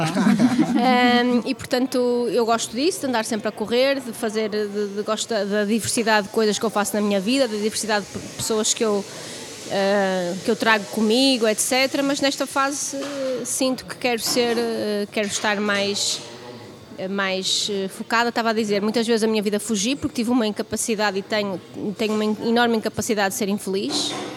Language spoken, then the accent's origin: Portuguese; Vila Nova de Gaia, Porto District, Portugal; Eu nasci no Porto, mas os meus pais registaram-me em Vila Real, onde eu morei até aos cinco anos, eh, com a minha avó e com os meus pais, com os meus avós, com os meus pais, com os meus tios, et cetera, numa casa grande. E depois viemos morar para, para Gaia, eh, e onde eu fiz a escola primária.